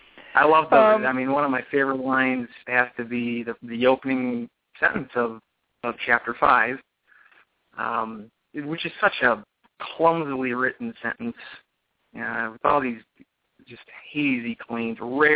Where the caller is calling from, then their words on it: Minnesota, United States; I'm calling from Minnesota.